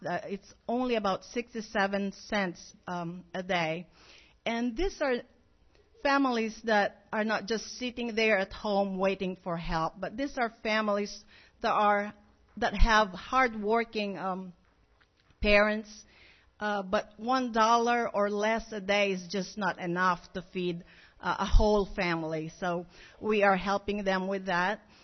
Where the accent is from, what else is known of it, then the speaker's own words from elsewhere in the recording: Philippines; moved away as an adult; now in Monticello, United States; we are originally from the Philippines